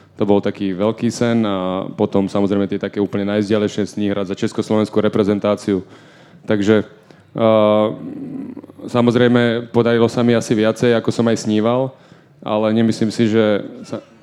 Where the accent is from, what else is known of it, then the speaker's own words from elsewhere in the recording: Banská Bystrica, Banská Bystrica Region, Slovakia; moved away as an adult; to bolo doma v Banskej Bystrici. Uh, ja som vždy túžil dohrať svoju kariéru doma, uh, ako keby niečo vrátiť klubu, ktorý mi dal strašne veľa, keďže som tam vyrastal